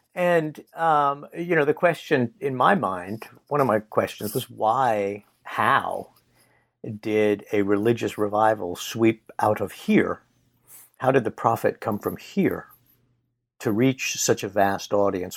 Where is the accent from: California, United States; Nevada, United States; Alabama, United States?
Nevada, United States; I grew up in Nevada